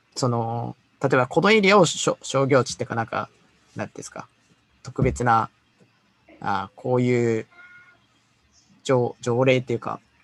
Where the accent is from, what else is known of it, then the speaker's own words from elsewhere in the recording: Gifu, Japan; 僕はね、岐阜岐阜県出身